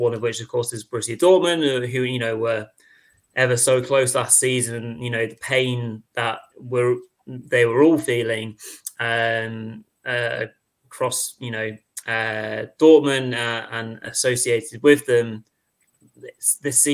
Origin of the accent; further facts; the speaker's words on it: England, United Kingdom; we're English chaps